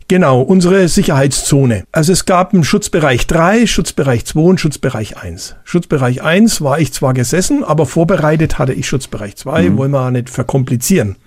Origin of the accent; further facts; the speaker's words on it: Bavaria, Germany; bei uns in Bayern